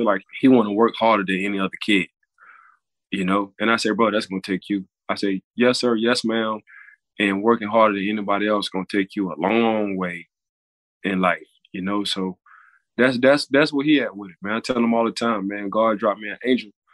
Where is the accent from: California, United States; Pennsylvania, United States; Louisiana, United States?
Louisiana, United States; New Orleans; now in Florida, United States; I'm from New Orleans